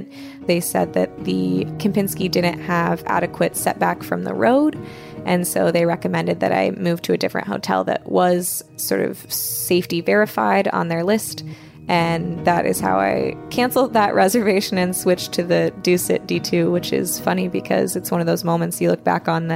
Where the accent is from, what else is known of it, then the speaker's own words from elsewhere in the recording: United States; I'm American